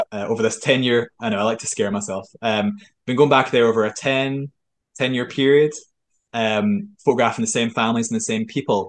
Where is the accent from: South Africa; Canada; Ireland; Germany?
Germany; born there; So just for some background, I was born in Germany on a military base. My father was a soldier. I'm from a long line of soldiers.